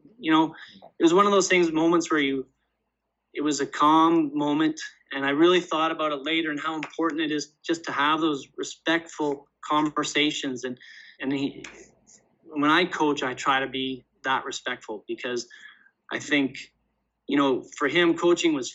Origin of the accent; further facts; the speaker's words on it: Canada; I'm from Canada